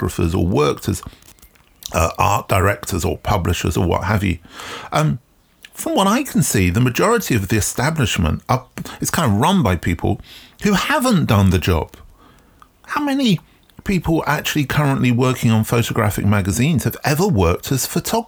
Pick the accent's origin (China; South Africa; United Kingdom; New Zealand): United Kingdom; England; Growing up in England, in the UK, in the 1970s